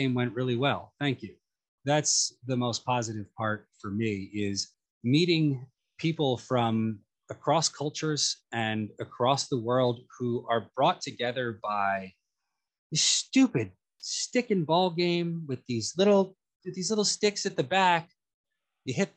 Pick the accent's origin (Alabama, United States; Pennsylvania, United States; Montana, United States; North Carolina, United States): Pennsylvania, United States; Philadelphia; moved away; also born or lived in New York City; as a young, aggressive man in Philadelphia who loved a bit of hockey